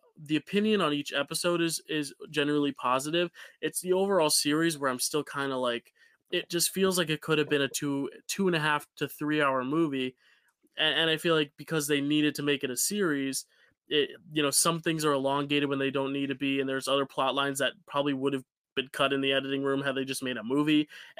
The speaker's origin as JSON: {"language": "English", "region": "New Jersey", "country": "United States", "said": "I'm from Joysy, and it's like, no, we don't say that."}